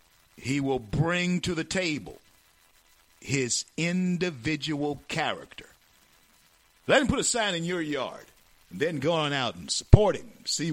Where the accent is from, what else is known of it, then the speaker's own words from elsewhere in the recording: Shreveport, Louisiana, United States; also born or lived in Colorado; I was born in Confederate Memorial Hospital in Shreveport, Louisiana.